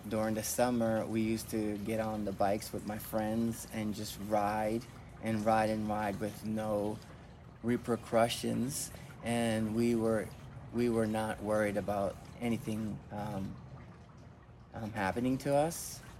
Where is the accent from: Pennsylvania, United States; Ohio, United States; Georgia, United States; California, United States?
Pennsylvania, United States; Philadelphia; also born or lived in Puerto Rico; I grew up in Philadelphia and in Puerto Rico.